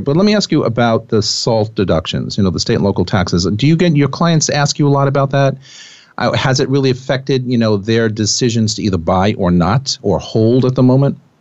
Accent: Putnam County, New York, United States; now in Manhattan, United States; I grew up in Putnam County

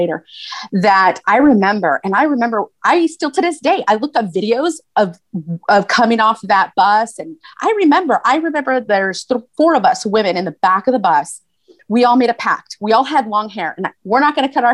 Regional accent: San Fernando, California, United States; moved away as an adult; also born or lived in South Carolina; We are all San Fernando Tigers. So you can Google San Fernando High School Tigers and you will see the plethora of people and leaders that have come out of that school

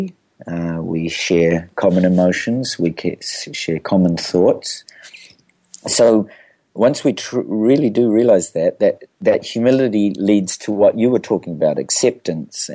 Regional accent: New Zealand; I'm a New Zealander

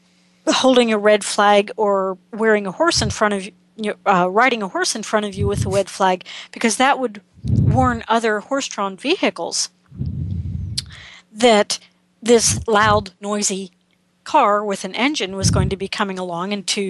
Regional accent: Pennsylvania, United States; Growing up in Pennsylvania, we had red tulips in front

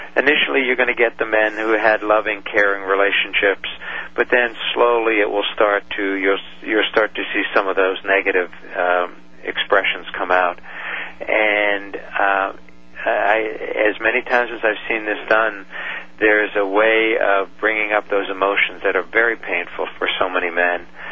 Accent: New York, United States; when my dad would go off to work in New York, uh, we grew up in New York

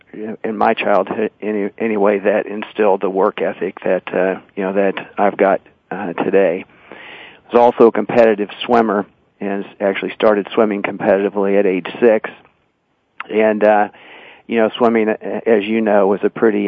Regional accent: Olathe, Kansas, United States; I was born and raised here in Kansas City, a suburb just on the southwest side of town called Olathe, Kansas

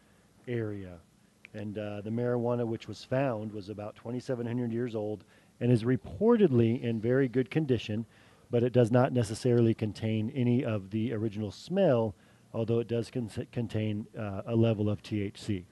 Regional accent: Santa Cruz, California, United States; growing up in Santa Cruz

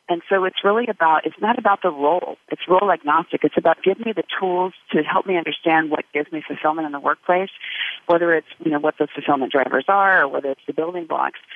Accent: United States; also born or lived in Uganda; as an American

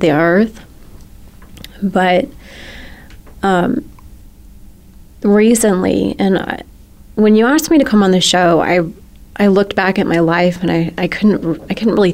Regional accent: Arizona, United States; moved away; I'm a girl from Arizona

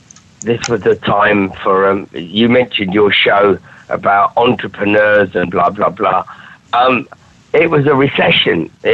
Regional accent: Durham, North East England, United Kingdom; I come from Durham. I've got no future, which was the sort of … thing. We hate everything and we've got no future in Thatcherite Britain.

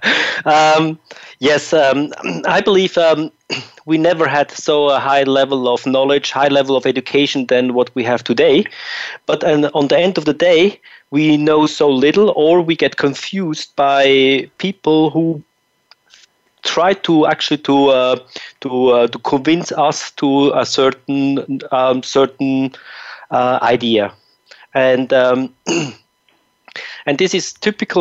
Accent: Zurich, Switzerland; I'm in Switzerland, my hometown and my home country.

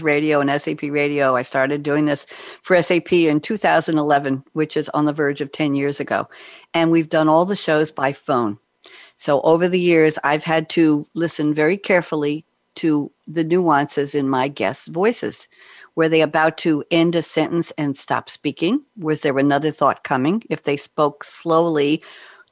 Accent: New York, United States; now in Durham, United States; I'm still a New Yorker

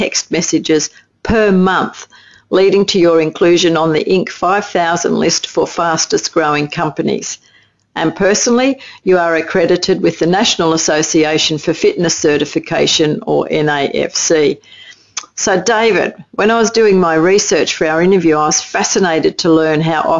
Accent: Australia; accent: Aussie; my Aussie accent

